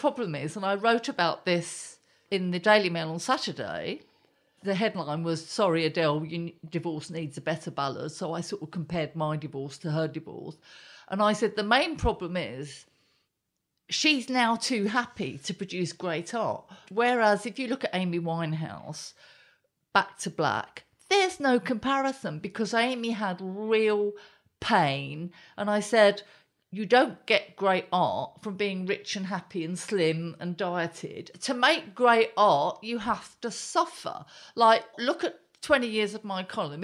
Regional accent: Southend-on-Sea, East of England, United Kingdom; I grew up in Leon C and, and Southend. I did my A levels there

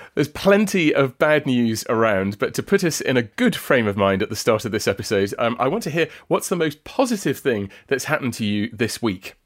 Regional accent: south coast of England, United Kingdom; talking to you from my hometown on the south coast of England.

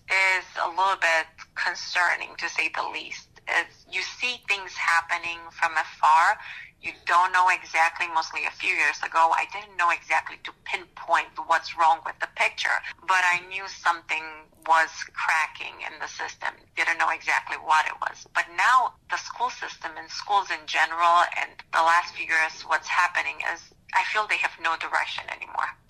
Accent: Romania; moved away as an adult; now in Ohio, United States; I moved here about 16 years ago in uh, U.S. I was born in Romania. Back then, it was under communism.

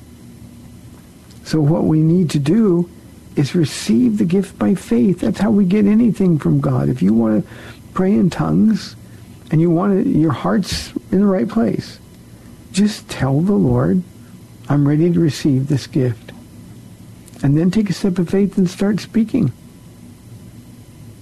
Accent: Iowa, United States; I was born in Iowa.

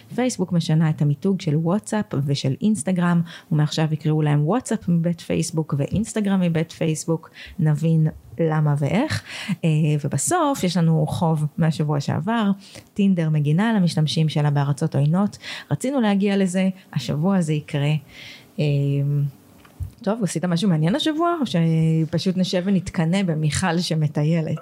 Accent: Israel; ישראלים שרגילים למערכת אה, אה, בריאות ממלכתית

